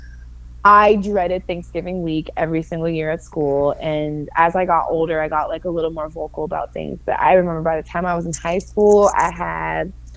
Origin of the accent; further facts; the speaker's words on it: Florida, United States; here in my home state